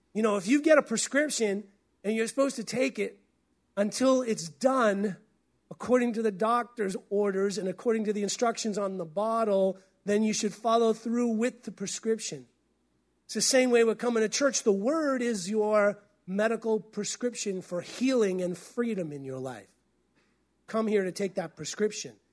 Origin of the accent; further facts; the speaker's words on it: New England, United States; moved away as an adult; also born or lived in Tulsa, Oklahoma; now in Pacific Northwest, United States; I came from New England